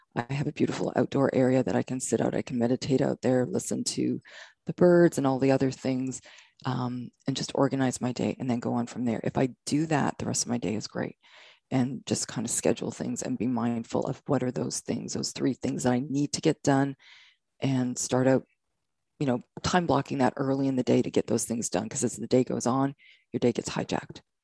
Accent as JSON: {"language": "English", "country": "Canada", "moved": "as an adult", "lives_now": "United States", "said": "I'm from Canada. I'm from Canada."}